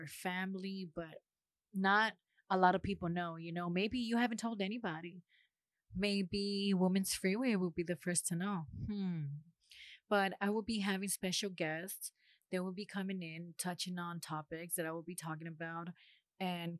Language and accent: English; Los Angeles, California, United States; moved away as an adult; now in Huntsville, United States; I am from Los Angeles, California. I am currently living in Huntsville, Alabama